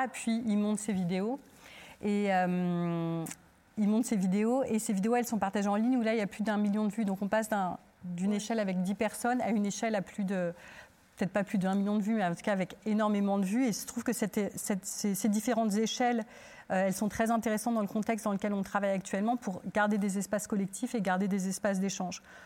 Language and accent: French; Turkey; now in France; je suis originaire de Turquie